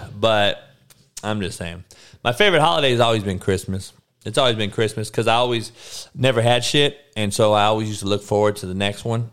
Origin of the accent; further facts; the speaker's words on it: Compton, California, United States; I grew up on the East Side of Compton